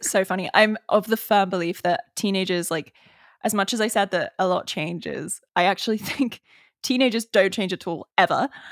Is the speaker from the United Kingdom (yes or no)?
yes; England, United Kingdom; I'm English